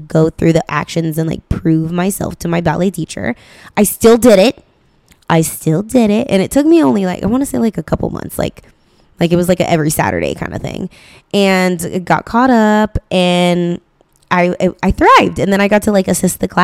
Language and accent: English; Stockton, California, United States; I grew up in Stockton